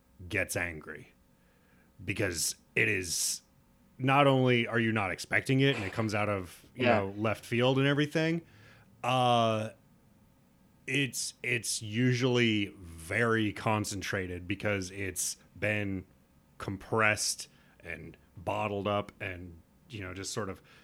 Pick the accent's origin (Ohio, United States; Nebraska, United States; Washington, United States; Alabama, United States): Nebraska, United States; I'm from Nebraska, but like I was raised in, you know, like a, I wouldn't say hippie